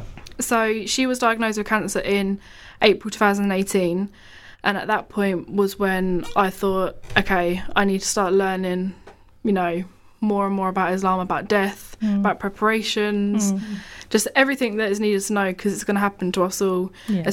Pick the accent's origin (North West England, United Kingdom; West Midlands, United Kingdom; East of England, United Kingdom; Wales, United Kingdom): East of England, United Kingdom; Bedford; So, assalamu alaikum, everyone. … I'm from Bedford.